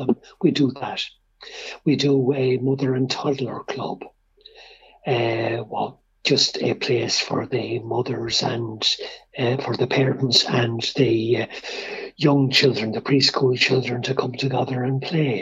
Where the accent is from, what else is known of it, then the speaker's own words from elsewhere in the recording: Ireland; being Irish means something, and being Irish means welcoming strangers